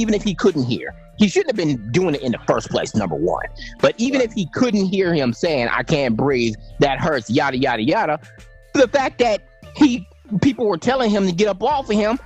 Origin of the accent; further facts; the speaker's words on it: Minnesota, United States; also born or lived in Chicago; I wasn't born in Minnesota, but I was raised in Minnesota. And those are my old stomping grounds.